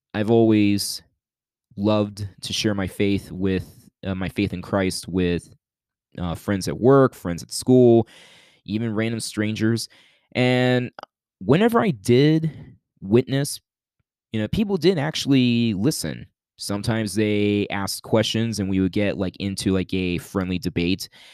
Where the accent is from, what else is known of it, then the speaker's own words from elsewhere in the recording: Youngstown, Ohio, United States; moved away; at church back in my hometown of Youngstown, Ohio